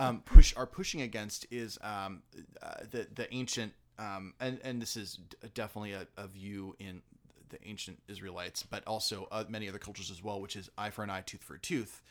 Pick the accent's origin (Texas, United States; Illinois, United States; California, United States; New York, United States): California, United States; La Mirada; I'm from La Mirada